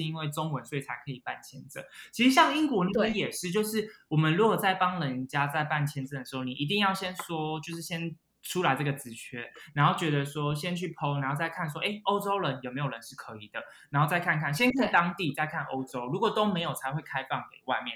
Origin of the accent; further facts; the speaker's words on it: Taipei, Taiwan; moved away as an adult; also born or lived in London, United Kingdom; now in Gibraltar; 我本身是台北人